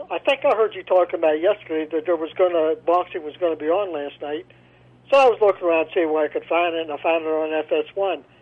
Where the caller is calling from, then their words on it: Wheeling, West Virginia, United States; Oh, a place called Wheeling, West Virginia.